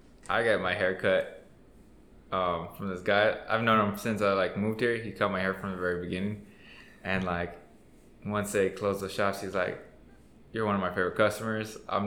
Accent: El Paso, Texas, United States; now in Dallas, United States; I grew up like in the Lower Valley.

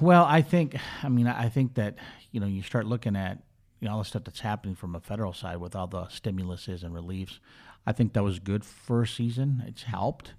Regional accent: Minneapolis, Minnesota, United States; moved away as an adult; also born or lived in Charlotte, North Carolina; now in Bakersfield, United States; I grew up in Minneapolis, went to school in Minneapolis

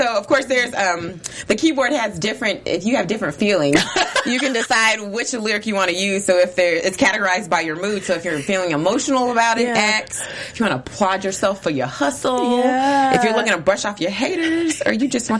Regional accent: Kentucky, United States; now in Los Angeles, United States; I'm from Kentucky, honey.

